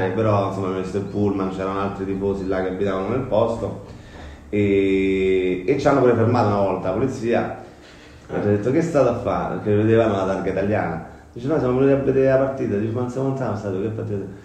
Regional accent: Rome, Lazio, Italy; Ma io sono nato a San Giovanni, quindi diciamo Roma Sud, insomma, San Giovanni, un po' al centro, però eh, in base c'è uno spirito molto Roma Sud all'Alberone.

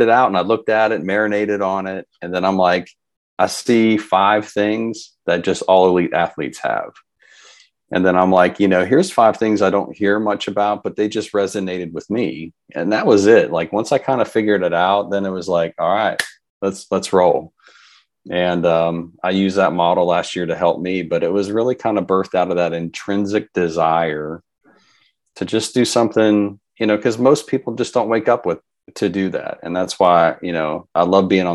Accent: Alabama, United States; the North American meet being in my home state, the powerlifting community here is awesome in our state

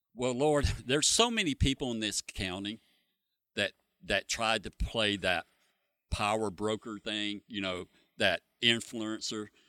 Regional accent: Freeport, Florida, United States; I've lived in Freeport my whole life

